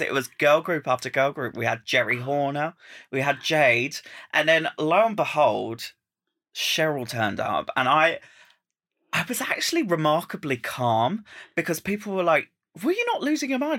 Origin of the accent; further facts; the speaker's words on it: Essex, East of England, United Kingdom; I'm from Essex